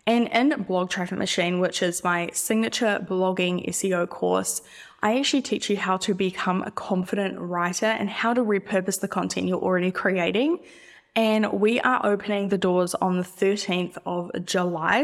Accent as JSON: {"language": "English", "country": "New Zealand", "said": "I'm not Australian, by the way. I'm an, I'm a Kiwi."}